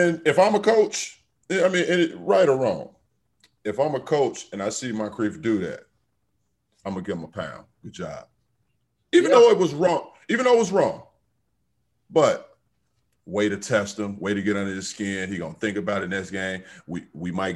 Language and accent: English; Chicago, Illinois, United States; South side Chicago